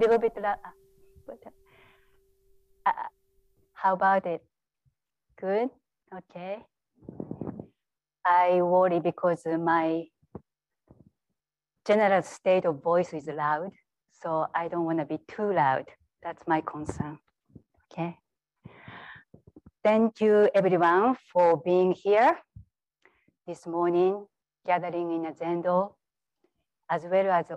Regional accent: Japan; moved away as an adult; now in United States; Growing up in Japan for the first 20 years

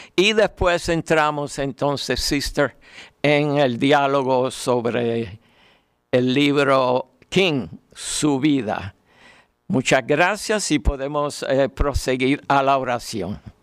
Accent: Puerto Rico; como decimos en Puerto Rico

